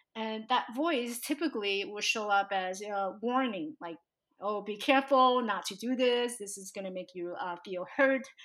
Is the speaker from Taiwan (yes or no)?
yes; Taiwan; now in United States; So I was born in Taiwan, and growing up in this tiny little village with all my relatives